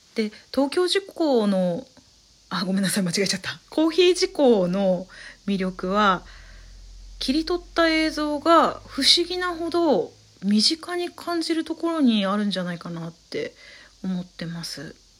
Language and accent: Japanese; Saitama, Japan; 埼玉育ちなんですけれども